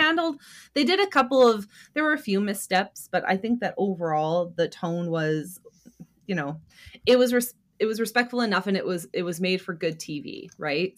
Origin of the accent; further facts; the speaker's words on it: Canada; we're Canadian